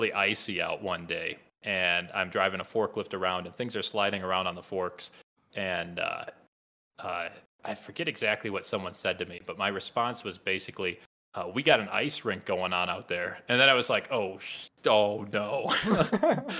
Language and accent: English; Midwest, United States; accent: Midwest; some of us Midwesterners, I'm not actually from Colorado. Some of us Midwesterners hide it pretty well, the old Midwest accent.